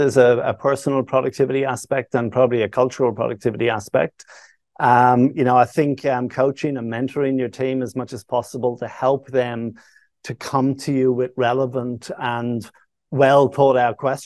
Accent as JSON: {"language": "English", "town": "Dublin", "region": "Leinster", "country": "Ireland", "tie": "born or raised there", "moved": "yes", "lives_now": "Australia", "said": "Growing up in Dublin"}